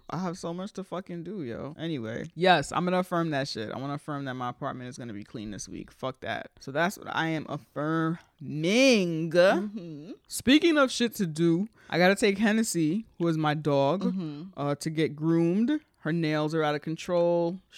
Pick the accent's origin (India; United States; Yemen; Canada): United States; Bronx, New York; We're from the Bronx, so I know we grew up in apartments.